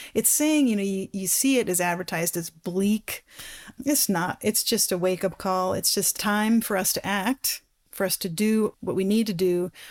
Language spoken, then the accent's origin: English; Black Forest, Colorado, United States; I grew up in the Black Forest in Colorado, which is a ponderosa pine